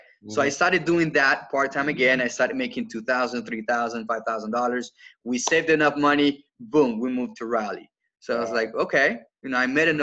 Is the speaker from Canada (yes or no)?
no; Colombia; now in South Carolina, United States; for those of you that can't get my accent, I'm not from here originally. I was born in Colombia in South America, in South Carolina.